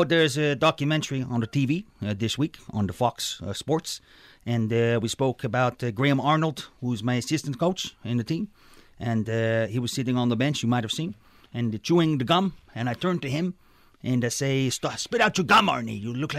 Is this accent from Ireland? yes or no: no; Netherlands; I mean, I'm from Holland. You can put tway and tway together, right?